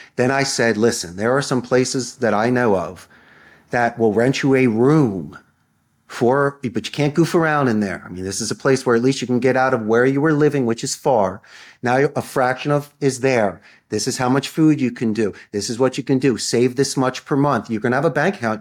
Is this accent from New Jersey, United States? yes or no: no; Philadelphia, Pennsylvania, United States; moved away as an adult; now in Costa Rica; I'm from Philadelphia.